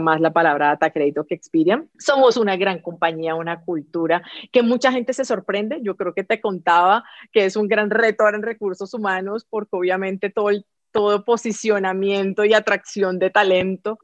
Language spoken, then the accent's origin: Spanish; Colombia; como colombiana también que yo que soy